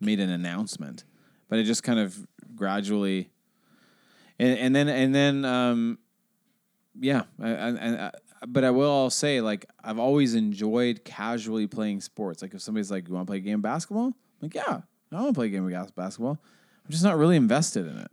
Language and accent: English; Seattle, Washington, United States; I grew up in Seattle